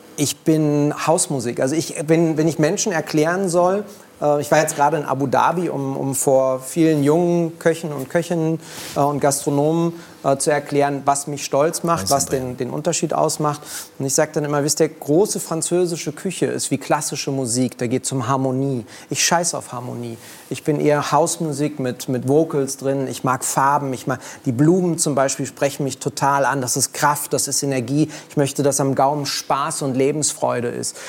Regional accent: Berlin, Germany; Ich bin in Kreuzberg groß geworden

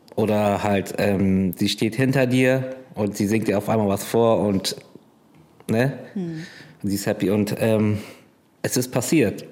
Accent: Bremerhaven, Bremen, Germany; Ich bin aber geborener Fischkopf

